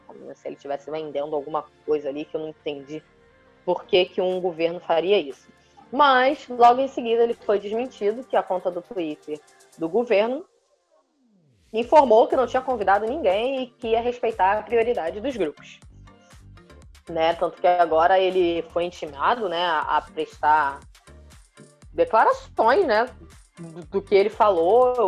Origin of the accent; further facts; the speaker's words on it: Brazil; a gente é brasileiro